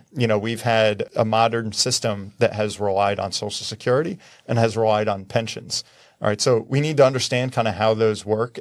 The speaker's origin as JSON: {"language": "English", "region": "New Jersey", "country": "United States", "said": "I'm from New Jersey."}